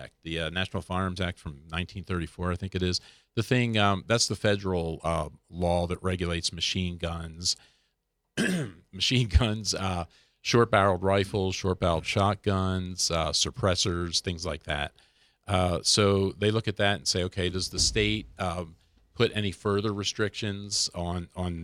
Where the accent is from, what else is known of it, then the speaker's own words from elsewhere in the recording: New Jersey, United States; my home state of New Jersey